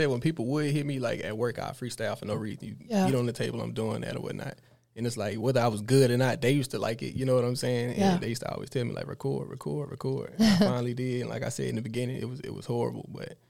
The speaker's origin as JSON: {"language": "English", "town": "Fayetteville", "region": "North Carolina", "country": "United States", "tie": "born or raised there", "moved": "yes", "lives_now": "Columbus, United States", "said": "Growing up in Fayetteville"}